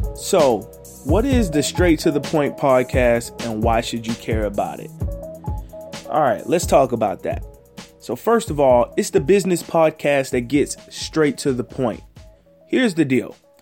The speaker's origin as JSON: {"language": "English", "town": "Houston", "region": "Texas", "country": "United States", "tie": "born or raised there", "said": "I'm from Houston, Texas."}